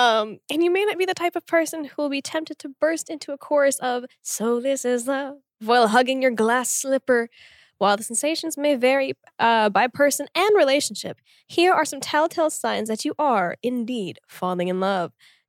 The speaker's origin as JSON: {"language": "English", "town": "Tulsa", "region": "Oklahoma", "country": "United States", "tie": "born or raised there", "also_born_or_lived": "Korea", "moved": "as an adult", "lives_now": "South Korea"}